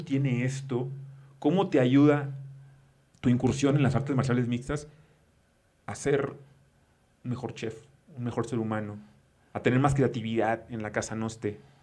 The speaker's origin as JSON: {"language": "Spanish", "region": "northern Mexico", "country": "Mexico", "moved": "yes", "lives_now": "Mexico City, Mexico", "said": "cuando llegué a la Ciudad de México como, como norteño"}